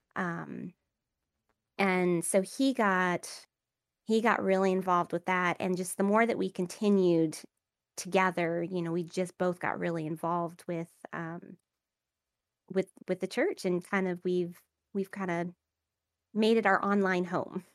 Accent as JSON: {"language": "English", "town": "Savannah", "region": "Georgia", "country": "United States", "moved": "yes", "said": "I am from Savannah, Georgia. I actually just moved back, um, here"}